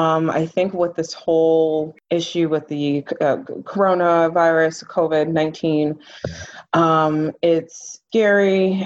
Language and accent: English; Ann Arbor, Michigan, United States; I'm originally from Ann Arbor, Michigan, and I went to Michigan State